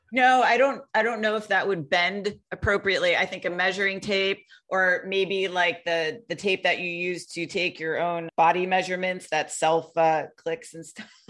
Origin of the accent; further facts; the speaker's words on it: Connecticut, United States; the place I grew up in the United States in Connecticut, we had nine golf clubs in my town